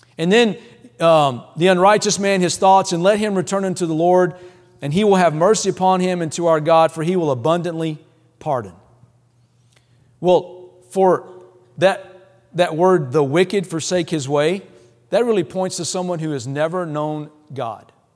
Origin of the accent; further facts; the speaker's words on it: Louisiana, United States; moved away; I'm from the South, I'm, I grew up in Louisiana